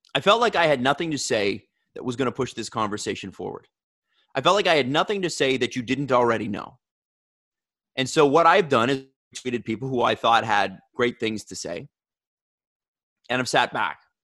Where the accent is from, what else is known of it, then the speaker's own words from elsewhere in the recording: Toronto, Ontario, Canada; I grew up in Scarborough in a mixed race community